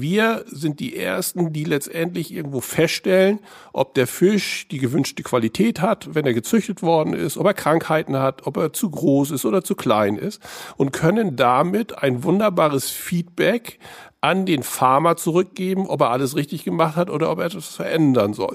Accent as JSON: {"language": "German", "town": "Heiligenhafen", "region": "Schleswig-Holstein", "country": "Germany", "tie": "born or raised there", "said": "ich bin in Heiligenhafen aufgewachsen"}